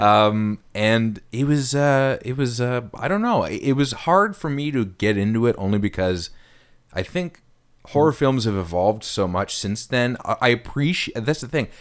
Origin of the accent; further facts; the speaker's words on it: Ottawa, Ontario, Canada; I'm in my hometown in Ottawa